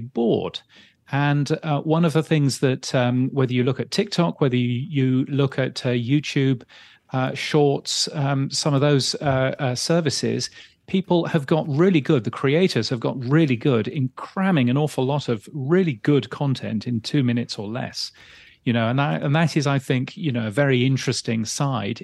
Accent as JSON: {"language": "English", "country": "United Kingdom", "moved": "yes", "lives_now": "Australia", "said": "I'm really a British person."}